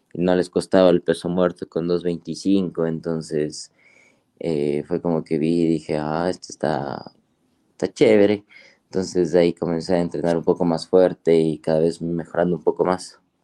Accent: Ambato, Tungurahua, Ecuador; yo soy de Ecuador, eh, de una ciudad que se llama eh, Ambato, sí, de la provincia de Tungurahua

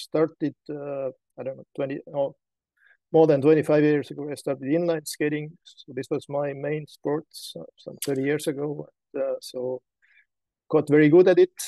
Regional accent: Estonia; I'm from Estonia

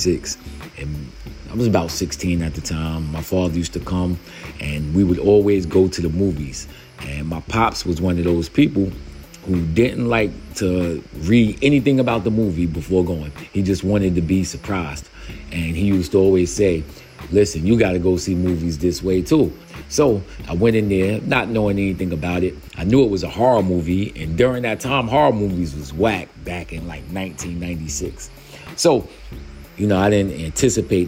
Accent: United States

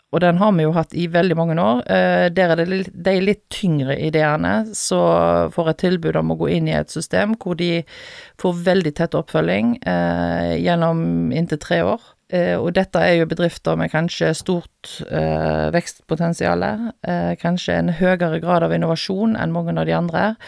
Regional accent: Haugesund, Rogaland, Norway; moved away as an adult; now in Stord, Norway; Jeg er født og oppvokst i Haugesund

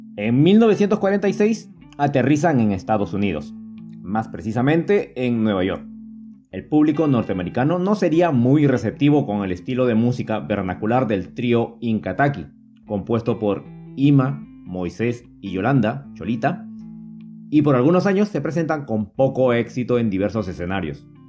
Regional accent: Huánuco, Peru; La ciudad que me vio nacer, por mucho tiempo disponía solamente de dos emisoras, Radio Huánuco y Radio Ondas del Guayaga

